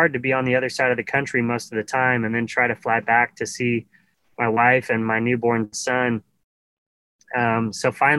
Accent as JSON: {"language": "English", "town": "Carson City", "region": "Nevada", "country": "United States", "tie": "born or raised there", "moved": "as an adult", "lives_now": "Nashville, United States", "said": "Carson City, Nevada was my hometown"}